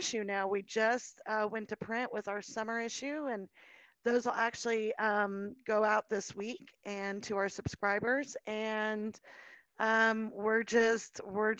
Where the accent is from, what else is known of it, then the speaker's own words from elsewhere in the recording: Colorado, United States; I was born and raised in Colorado.